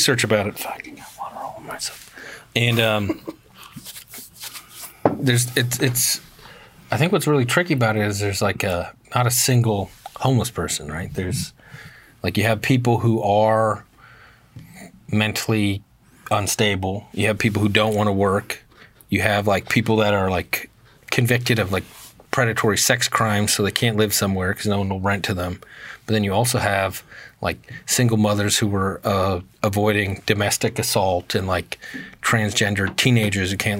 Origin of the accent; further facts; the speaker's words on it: Eugene, Oregon, United States; I'm from Eugene